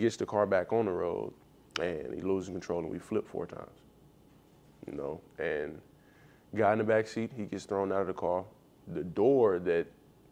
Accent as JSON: {"language": "English", "area": "near Magnolia", "region": "Arkansas", "country": "United States", "tie": "born or raised there", "also_born_or_lived": "Chicago", "moved": "as an adult", "said": "Magnolia, Arkansas. It's like 30 minutes from my hometown"}